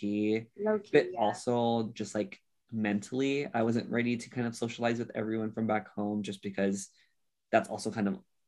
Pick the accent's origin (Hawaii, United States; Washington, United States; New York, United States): Hawaii, United States; Honolulu; moved away as an adult; also born or lived in Bay Area, California; I'm from Hawaii. I'm originally from Honolulu, Hawaii. Born and raised there. I've only went to the Bay Area for college.